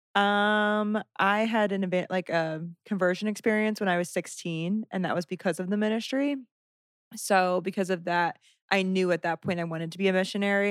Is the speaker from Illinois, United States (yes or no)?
yes; Southern Illinois, United States; moved away as an adult; originally Southern Illinois